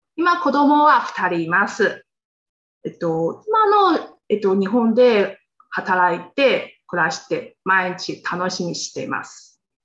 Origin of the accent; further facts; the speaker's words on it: Xinjiang Uyghur Autonomous Region, China; Japanese is a second language; moved away as an adult; now in Japan; 出 身は、えっと、中国の新居、ウェイクル自治区っていうところです